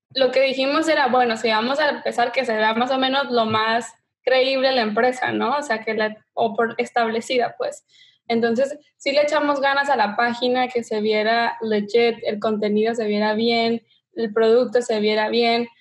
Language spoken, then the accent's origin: Spanish; Tijuana, Baja California, Mexico; moved away as an adult; now in Los Angeles, United States; soy mexicana de Tijuana y me mudé a Los Ángeles hace ya siete años para la universidad